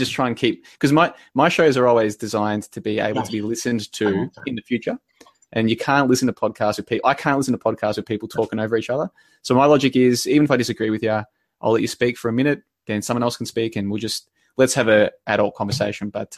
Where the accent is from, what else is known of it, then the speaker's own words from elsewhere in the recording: Victoria, Australia; also born or lived in Brisbane, Queensland; I grew up in Victoria, which is just below it. And then I spent 5 years in Brisbane